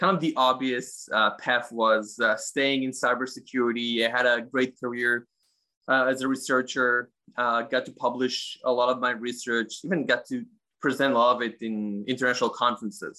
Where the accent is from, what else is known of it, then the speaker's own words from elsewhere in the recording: Israel; In Israel, I'm from Israel.